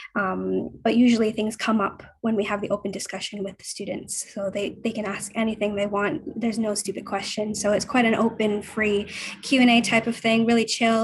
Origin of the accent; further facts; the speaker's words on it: Vancouver, British Columbia, Canada; moved away as an adult; now in London, United Kingdom; I'm from Vancouver. I'm actually currently in Vancouver at the moment. Um, I moved to London six and a half years ago